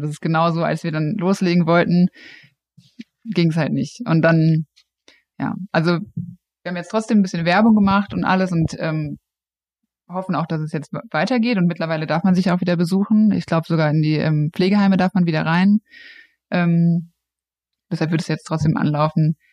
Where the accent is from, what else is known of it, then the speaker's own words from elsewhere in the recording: Frankfurt, Hesse, Germany; also born or lived in Cologne; ich komme aus Frankfurt